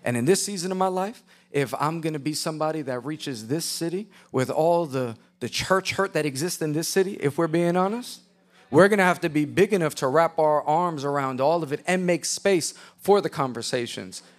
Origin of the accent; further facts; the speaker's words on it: New York City, New York, United States; I was a chubby white boy. with a bowl haircut growing up in Queens, New York.